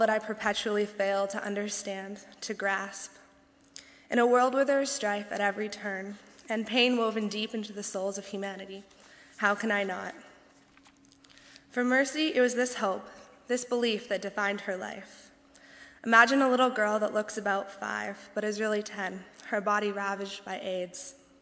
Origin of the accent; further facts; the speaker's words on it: Tennessee, United States; accent: southern; moved away as an adult; also born or lived in northern Indiana; now in Indiana, United States; I'm so proud to be from Tennessee